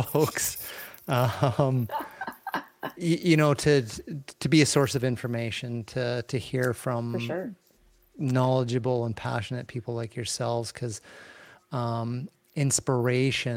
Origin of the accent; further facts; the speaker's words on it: Western Canada, Canada; as a Canadian kid